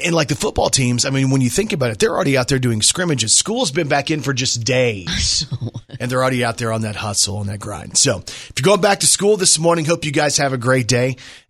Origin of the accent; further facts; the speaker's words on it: Plano, Texas, United States; moved away; I'm from Texas.